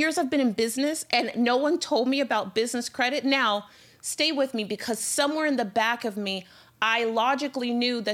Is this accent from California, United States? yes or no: no; Miami, Florida, United States; I'm from Miami